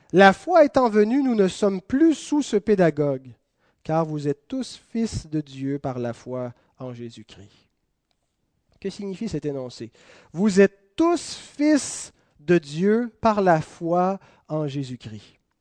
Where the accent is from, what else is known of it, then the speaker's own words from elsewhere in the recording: Quebec, Canada; on est canadien. Ensuite, on est québécois